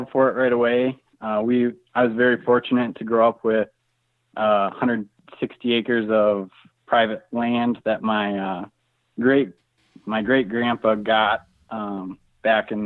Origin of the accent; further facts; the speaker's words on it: Moorhead, Minnesota, United States; also born or lived in South Dakota; now in Moscow, Idaho, United States; I grew up in Moorhead, Minnesota, kind of west or northwest central Minnesota, I guess. And I currently live in Moscow, Idaho